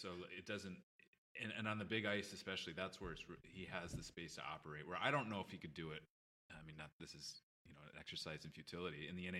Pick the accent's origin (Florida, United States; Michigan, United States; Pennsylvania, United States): Michigan, United States; Detroit; I was growing up in Detroit